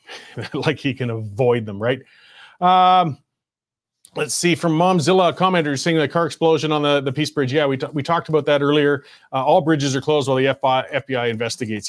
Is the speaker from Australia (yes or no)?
no; Canada; I was born in Canada